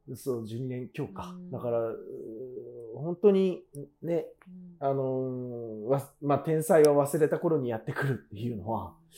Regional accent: Kanagawa, Japan; 父は熊本で母は大分なので、ね、だから親の血は九州なんですけど、うん、私は神奈川の生まれ

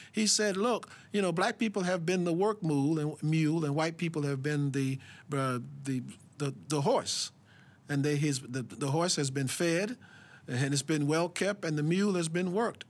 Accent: Alabama, United States; I was born in Alabama in the, in the belly of, uh, of, of apartheid in America

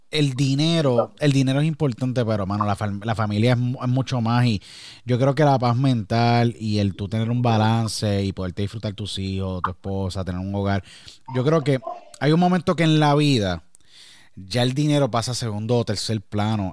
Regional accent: Puerto Rico; now in United States; tuve que salir de Puerto Rico y emigrar a Estados Unidos.

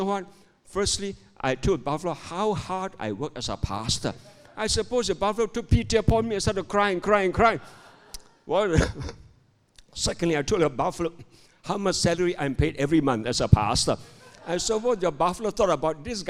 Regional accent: Malaysia; I'm a pastor from Malaysia

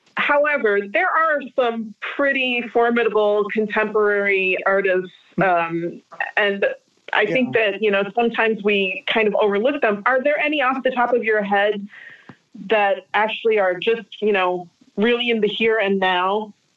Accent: United States; As an American living in this age and time

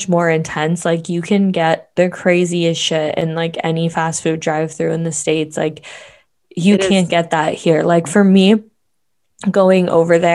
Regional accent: Canada; as a Canadian

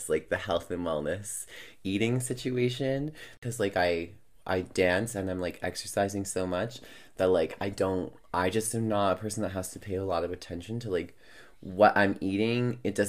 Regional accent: New York, United States; now in Edmonton, Canada; But I'm like a New Yorker that lives in Edmonton.

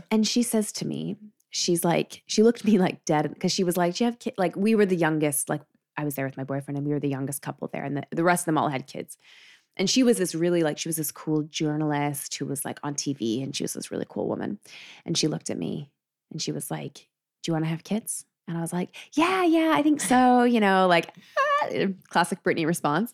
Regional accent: Calgary, Alberta, Canada; Calgary, which is fair. I get that, uh, which is where I'm from

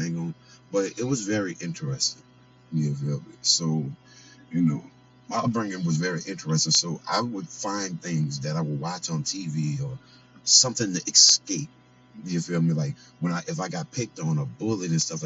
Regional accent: New Orleans, Louisiana, United States; also born or lived in Kansas City; now in Las Vegas, United States; New Orleans, Louisiana. Nola, I'm from there, but I live in Vegas now

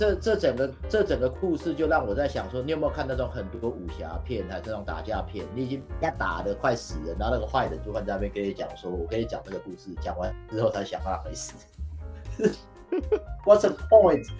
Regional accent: Taiwan; 我跟他说哦，就是呃英国人。他说没有没有，那那你原本是哪里来的？我说给台湾来的。

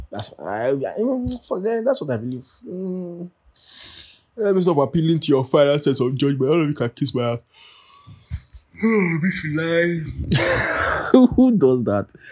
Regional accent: Nigeria; now in United States; Like I know I live in America and all, but like duh, I'm Nigerian first and foremost, you know what I'm saying? Like I know that I only come home in December for like, you know, dirty December.

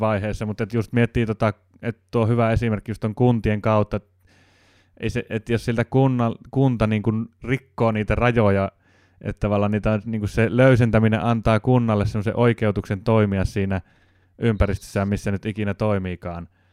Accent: Jyväskylä, Central Finland, Finland; moved away; On Jyväskylän maisemat, se on mulle se koti, kotiseutu

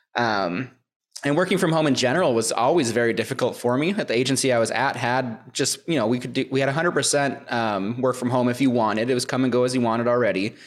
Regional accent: Minnesota, United States; my hometown. I'm from Minnesota

